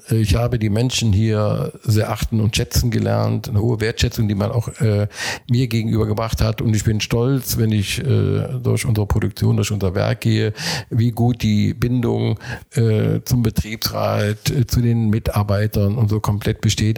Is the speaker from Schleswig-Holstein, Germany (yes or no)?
no; Mönchengladbach, North Rhine-Westphalia, Germany; also born or lived in Gelsenkirchen; now in Korschenbroich, Germany; bin gebürtiger Mönchengladbacher